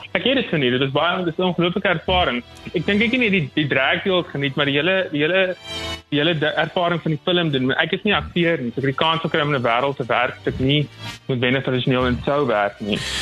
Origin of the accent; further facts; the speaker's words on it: Upington, Northern Cape, South Africa; moved away; ek het ek het groot geword in Appington, baie konservatief groot geword